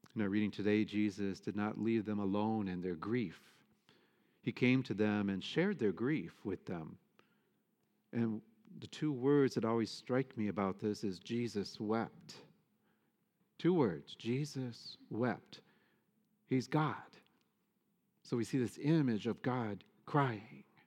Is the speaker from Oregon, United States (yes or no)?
no; Michigan, United States; moved away; I'm from Michigan. I grew up in the Midwest